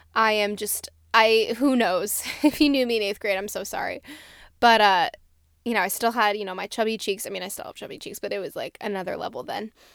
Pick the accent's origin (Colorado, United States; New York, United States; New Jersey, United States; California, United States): New Jersey, United States; I'm from New Jersey